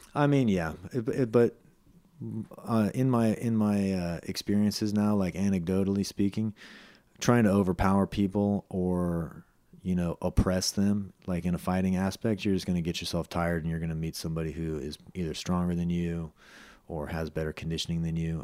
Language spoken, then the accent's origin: English; Los Gatos, California, United States; also born or lived in San Jose, California; I grew up partially in Los Gatos, partially in San Jose